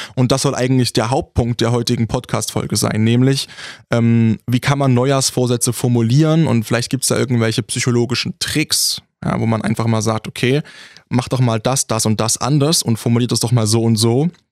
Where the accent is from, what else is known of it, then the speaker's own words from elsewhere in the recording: Saxony, Germany; accent: Ursächsisch; moved away; kommen wir aus Sachsen und ich bin der, der am saubersten redet